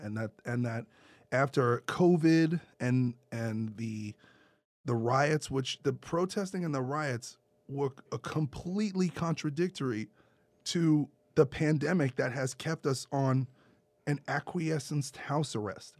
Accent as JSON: {"language": "English", "town": "New York City", "region": "New York", "country": "United States", "tie": "born or raised there", "said": "I grew up in Brooklyn"}